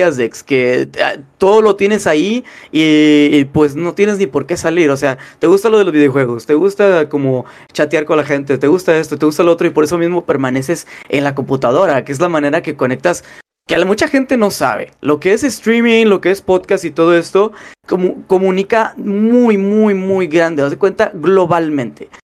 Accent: Monterrey, Nuevo León, Mexico; moved away as an adult; now in United States; de madre regia, de ahí fue donde nací yo, de Monterrey, Nuevo León. Monterrey, Nuevo León fue la gran, donde eh, pasé gran parte de mi adolescencia

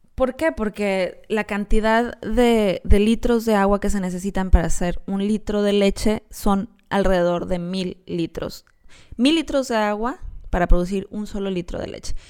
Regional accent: Mexico; somos los mexicanos

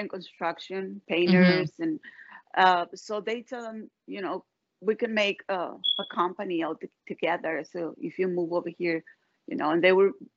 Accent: Guadalajara, Jalisco, Mexico; also born or lived in California; now in Georgia, United States; I am from Mexico. I'm Mexican. I'm from Guadalajara, Jalisco.

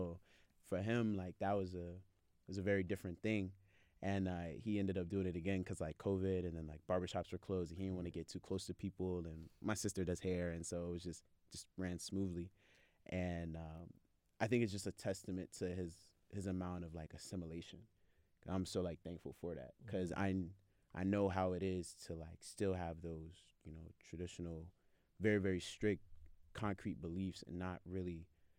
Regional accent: Biakman, Cross River, Nigeria; So I'm from Biakman, or my father's from Biakman. That's where we're from. It's very close to Calabar, the first capital of Nigeria.

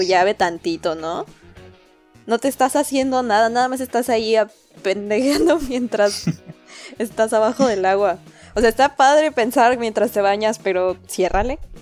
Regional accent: Mexico City, Mexico; moved away; Yo me acuerdo de niña haber vivido eso en la Ciudad de México

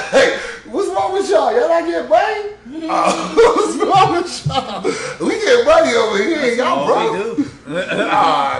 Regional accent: Detroit, Michigan, United States; Oh, my God. I'm from Detroit.

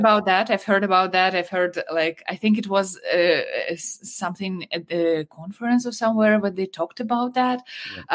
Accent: Ukraine; I'm from Ukraine.

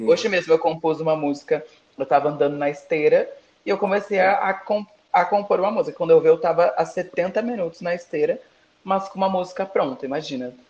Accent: Brazil; eu sou brasileira

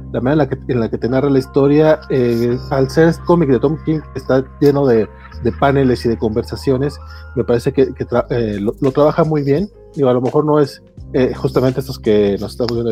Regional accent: Durango, Mexico; Y mira que yo soy de Durango.

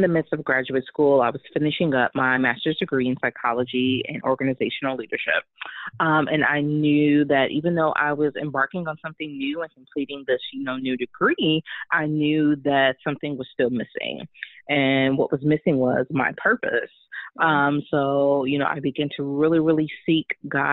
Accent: Chicago, Illinois, United States; I'm actually born and raised in Chicago. I still live here now with my husband and my family

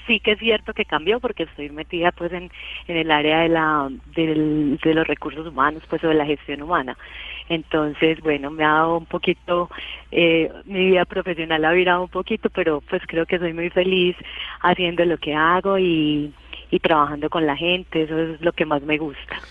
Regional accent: Paisa, Antioquia, Colombia; yo soy muy paisa y, pues le hago fuerza a los equipos antioqueños

